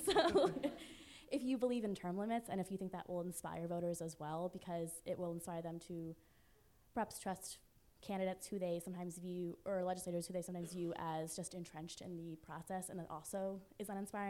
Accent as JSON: {"language": "English", "town": "Reading", "region": "Pennsylvania", "country": "United States", "said": "I work in the state legislature here, but I'm from Reading, Pennsylvania originally."}